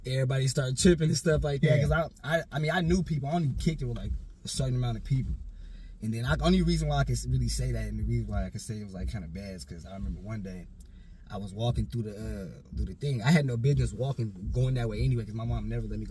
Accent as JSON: {"language": "English", "town": "Portland", "region": "Oregon", "country": "United States", "tie": "born or raised there", "said": "I was raised and born in Portland, Oregon, at Emmanuel"}